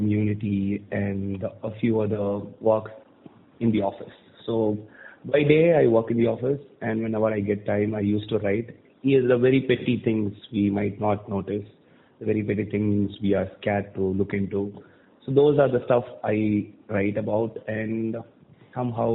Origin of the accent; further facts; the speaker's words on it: Thoothukudi, Tamil Nadu, India; also born or lived in Chennai; I was born and brought up in Tuticorin, which is a city in South Tamil Nadu. So I finished my schooling here